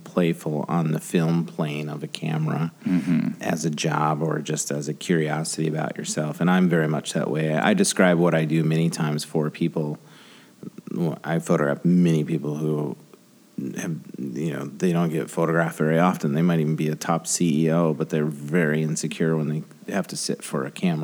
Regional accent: Grand Rapids, Michigan, United States; I'm from Grand Rapids.

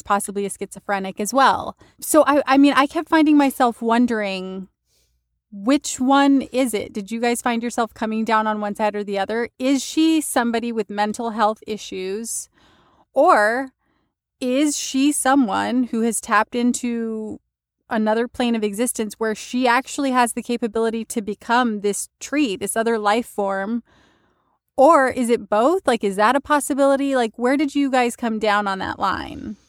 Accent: West Texas, United States; I grew up in the West Texas desert

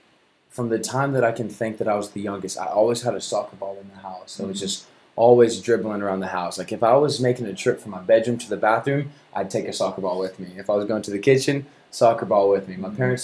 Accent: Mustang, Oklahoma, United States; Born and raised in Mustang, yeah.

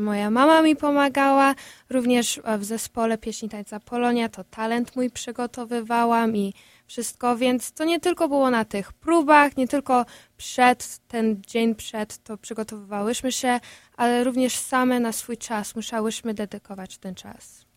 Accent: Chicago, Illinois, United States; ja właśnie się urodziłam tutaj w Stanach Zjednoczonych

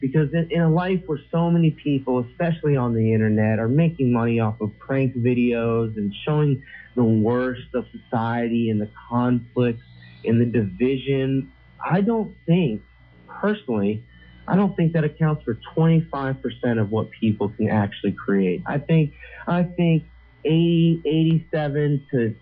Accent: United States; I grew up in America

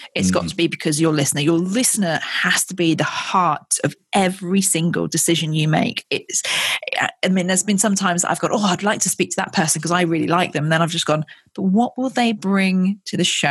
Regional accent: Ascot, South East England, United Kingdom; I was born in Royal Berkshire very close to Windsor

